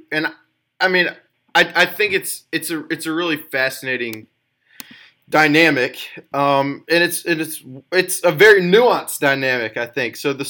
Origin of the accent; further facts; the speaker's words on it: Mountain Brook, Alabama, United States; Mountain Brook is my hometown. It's a predominantly white suburb in Alabama, and majorly predominant.